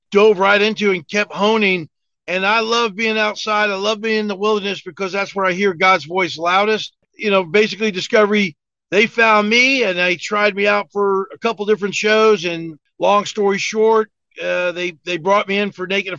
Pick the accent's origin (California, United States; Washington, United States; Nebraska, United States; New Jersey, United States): New Jersey, United States; moved away as an adult; also born or lived in Hawaii / southern United States; now in Fayetteville, United States; I was born and raised in North Jersey, just outside New York City. Grew up a lot of Italian neighborhoods, and at 19, I joined the Army